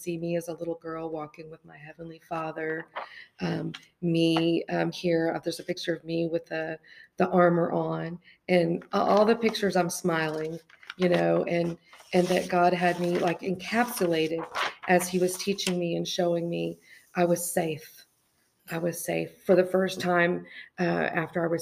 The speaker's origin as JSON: {"language": "English", "country": "United States", "said": "living here in America"}